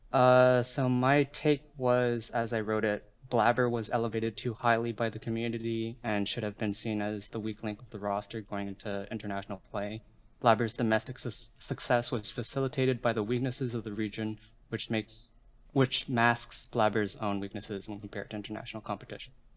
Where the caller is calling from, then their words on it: Montreal, Quebec, Canada; calling from Montreal, Canada